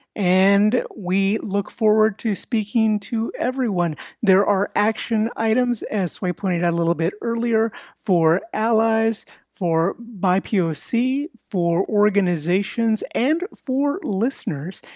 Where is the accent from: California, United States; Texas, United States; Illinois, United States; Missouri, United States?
Texas, United States; Houston; I was born and raised in East Houston, working class Mexican American neighborhood